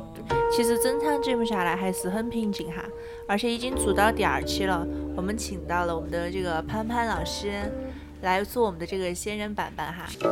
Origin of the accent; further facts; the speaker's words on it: China; 我们中国人